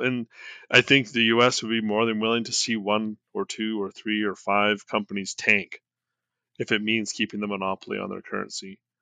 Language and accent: English; Canada; I'm Canadian